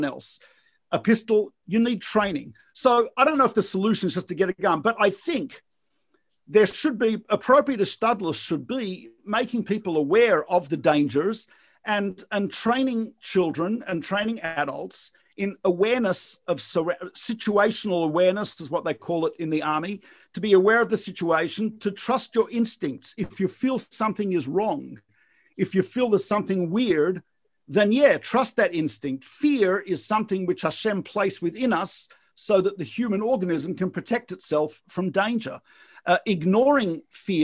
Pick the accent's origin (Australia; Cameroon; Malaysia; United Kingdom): Australia; moved away; depending on where I grew up in Australia, swimming was part of the school curriculum